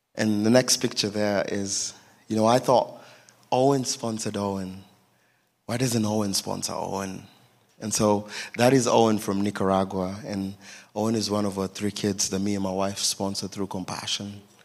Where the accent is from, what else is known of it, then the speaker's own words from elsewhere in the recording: Nairobi, Kenya; I was born in Nairobi, Kenya, in a family of three boys